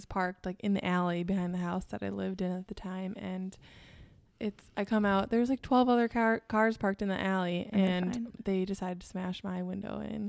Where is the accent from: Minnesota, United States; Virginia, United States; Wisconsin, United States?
Minnesota, United States; accent: Minnesota; also born or lived in Chicago